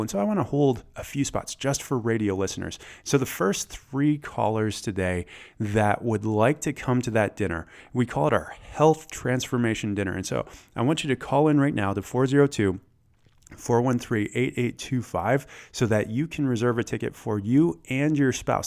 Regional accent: Michigan, United States; moved away as an adult; also born or lived in Atlanta, Georgia; I grew up in Michigan, but I spent about a decade in the South

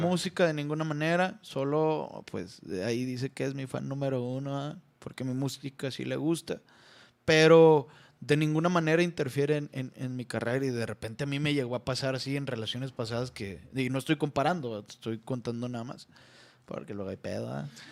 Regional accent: Nayarit, Mexico; en Guayabitos. Es allá, pues, en mi tierra

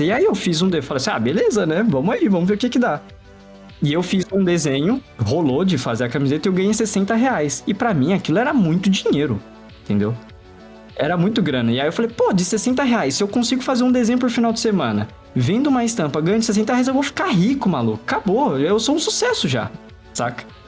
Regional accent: Diadema, São Paulo, Brazil; eu sou de uma região de São Paulo que é uma região pobre, né? Eu, moro, eu morei minha vida inteira no ABC Paulista, em Diadema

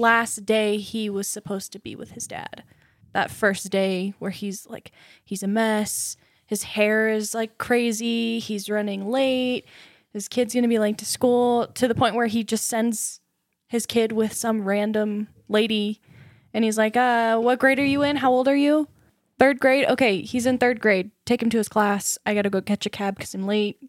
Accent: Southern Indiana, United States; moved away; I came from Southern Indiana

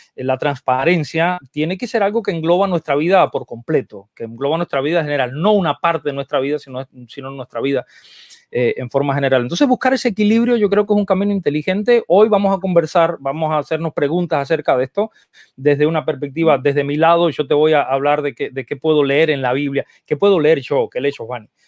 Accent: Cuba; also born or lived in Argentina; now in United States; yo crecí en, en Cuba eh, y entonces el, y después viví un montón de años en Argentina

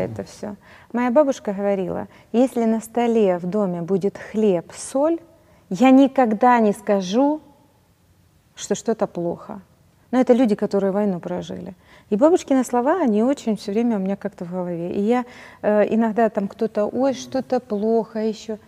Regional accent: Donetsk, Donetsk Oblast, Ukraine; moved away as an adult; now in Kyiv, Ukraine; я из Донецка

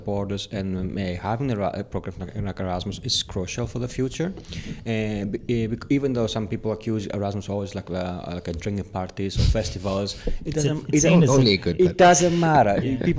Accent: Greece; English is a second language; now in Ireland; my back home, in my home country in Greece

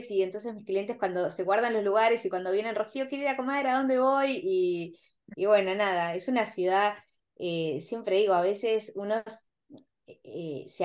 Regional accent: Argentina; mis clientes casi todos son argentinos e y mm, inversionistas y como buenos argentinos que todos sabemos todo

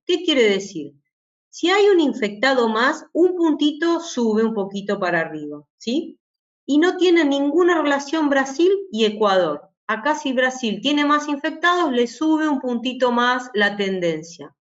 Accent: Argentina; yo soy de Argentina

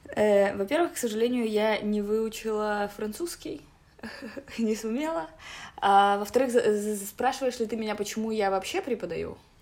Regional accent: Minsk, Belarus; мне 27 лет, я из Минска

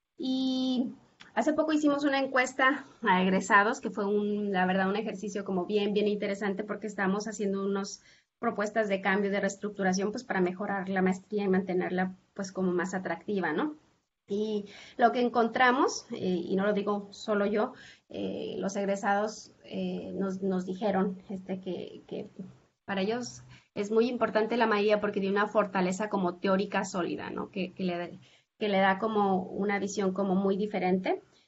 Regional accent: Zacatecas, Mexico; moved away as an adult; now in Tijuana, Mexico; yo soy originaria de Zacatecas

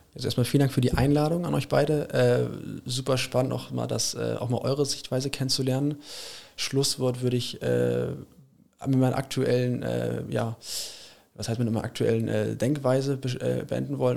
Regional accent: Germany; also born or lived in England; ich fahre auch ganz gerne als Deutscher

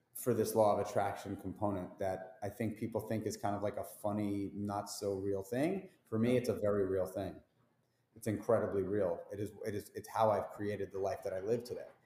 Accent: New York City, New York, United States; I grew up in New York City. I'm a New York City um, dude

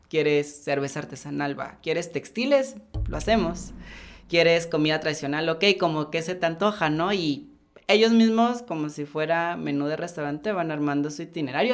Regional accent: Santiago Juxtlahuaca, Oaxaca, Mexico; moved away as an adult; now in Oaxaca City, Mexico; yo nací en un pueblo que se llama Santiago Juslahuaca, en la Mixteca.

